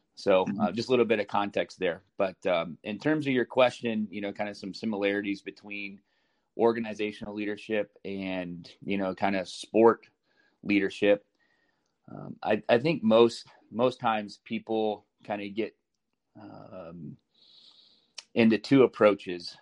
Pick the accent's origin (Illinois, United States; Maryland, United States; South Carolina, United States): Illinois, United States; Chicago; also born or lived in Columbus, Ohio; now in Des Moines, United States; I grew up in Chicago.